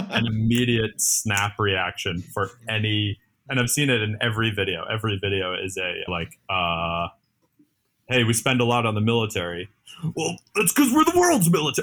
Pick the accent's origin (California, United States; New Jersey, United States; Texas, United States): New Jersey, United States; now in New York, United States; I was born in New Jersey, moved into New York